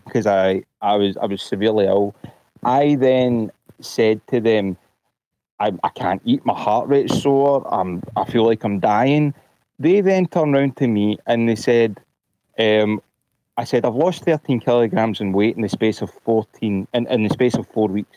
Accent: Glasgow, Scotland, United Kingdom; I'm from Glasgow, Scotland.

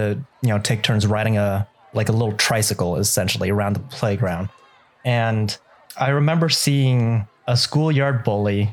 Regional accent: Los Angeles, California, United States; first language Vietnamese; English is a second language; I was born in California and essentially grew up in California, Southern California, like LA area. Vietnamese being my first language

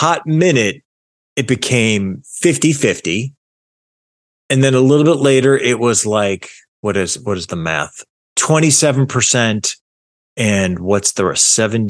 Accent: Massachusetts, United States; I grew up in Massachusetts and my mom used to take me and my sisters to the magic pan at the mall.

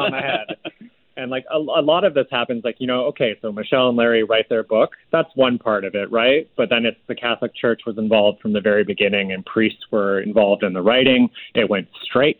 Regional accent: Victoria, British Columbia, Canada; I grew up in Victoria, BC

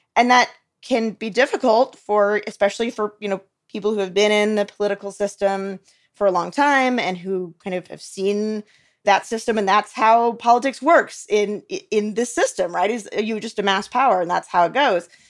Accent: United States; I, as an American

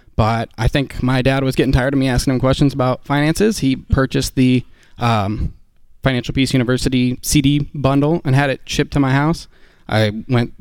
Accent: Oklahoma City, Oklahoma, United States; we're from Oklahoma City.

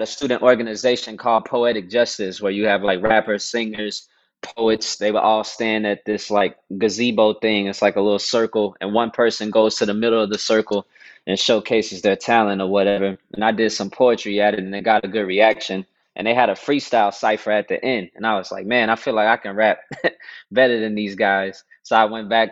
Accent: Dallas, Texas, United States; I was born and raised in Dallas, Texas

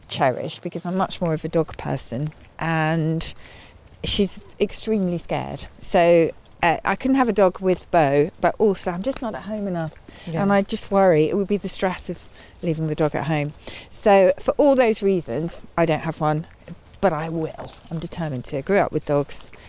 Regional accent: Surrey, South East England, United Kingdom; I grew up in Surrey in a little village where I was quite distanced from my school friends

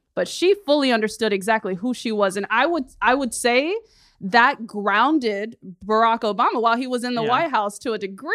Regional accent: the South, United States; I'm black and I'm from the South. I don't get it.

